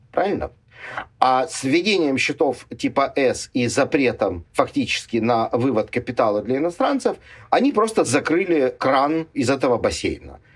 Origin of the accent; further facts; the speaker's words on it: Ukraine; мне, как уроженцу и гражданину Украины